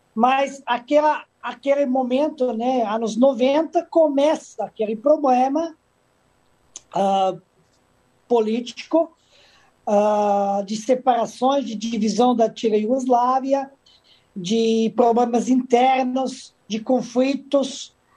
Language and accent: Portuguese; Majdanpek, Serbia; Portuguese is a second language; moved away as an adult; also born or lived in Madrid, Spain / Italy / Salvador, Brazil; now in Rio de Janeiro, Brazil; Eu vivi numa época principalmente na minha cidade natal, Maidanpek